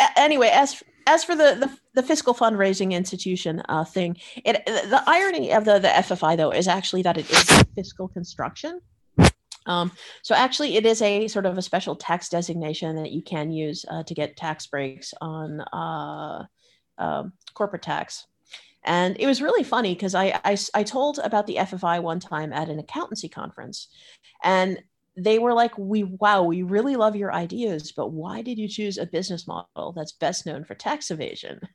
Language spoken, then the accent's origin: English; Florida, United States; moved away as an adult; now in Netherlands; I grew up in Florida